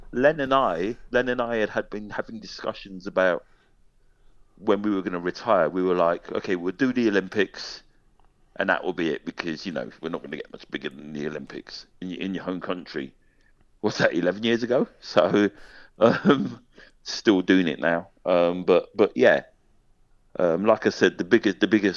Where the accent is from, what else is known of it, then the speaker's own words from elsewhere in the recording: London, United Kingdom; now in Scotland, United Kingdom; I'm a Londoner. I'm a London boy. Always will be a London boy.